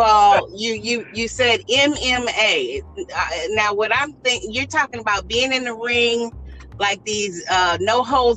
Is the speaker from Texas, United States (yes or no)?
yes; Katy, Texas, United States; I grew up in Katy